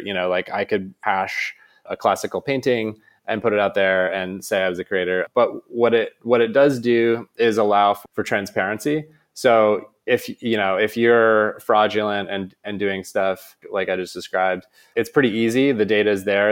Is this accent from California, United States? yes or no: no; Maine, United States; moved away as an adult; also born or lived in San Francisco; I grew up in Maine